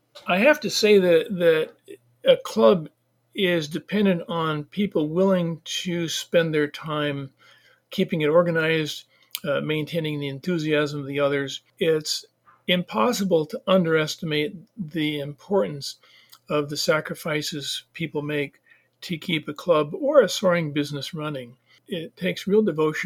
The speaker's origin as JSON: {"language": "English", "region": "northern Wisconsin", "country": "United States", "tie": "born or raised there", "said": "I have very little experience outside of my hometown"}